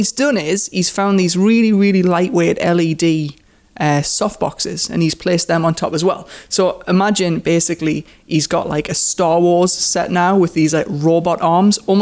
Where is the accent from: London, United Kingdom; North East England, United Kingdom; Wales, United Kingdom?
North East England, United Kingdom; Newcastle upon Tyne; accent: Geordie; I am from Newcastle upon Tyne. I am a Geordie and I am 25 years old